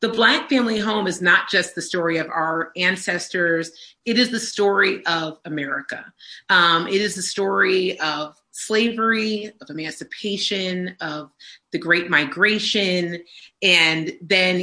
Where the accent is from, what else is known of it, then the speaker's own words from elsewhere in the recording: Pennsylvania, United States; Both Brian and I grew up on a healthy dose of Motown and the Philadelphia sound because we're from Pennsylvania.